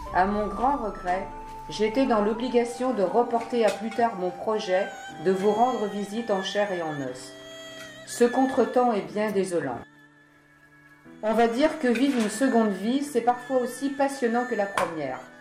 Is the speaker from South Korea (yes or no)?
yes; South Korea; moved away; descendre dans mon pays natal pour faire part de ma retraite à mes parents